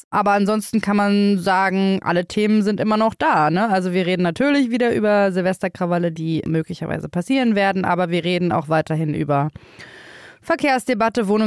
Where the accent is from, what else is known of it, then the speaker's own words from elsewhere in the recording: Berlin, Germany; Ich bin auch in Berlin aufgewachsen und habe ehrlich gesagt keine Lust mehr auf diese Stadt.